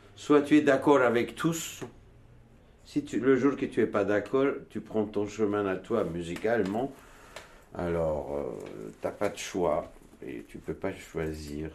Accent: Turkey; French is a second language; moved away as an adult; also born or lived in Istanbul / Switzerland; now in Montreuil, France; Je suis né en Turquie, moi. Je suis dans une montagne de. On parle kurde chez nous

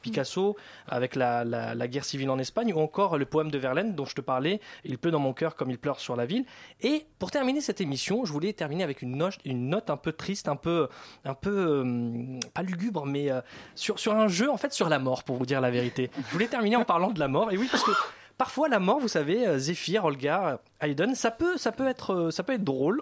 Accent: France; accent: French; J'ai l'accent français

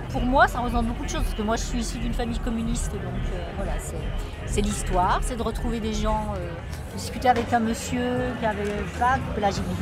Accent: Gard, Occitania, France; On vient du Gard et on a un député Front National qui s'appelle Gilbert Collard.

